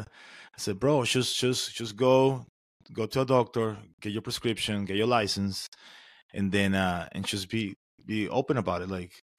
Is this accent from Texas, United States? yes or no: no; Florida, United States; I'm from Florida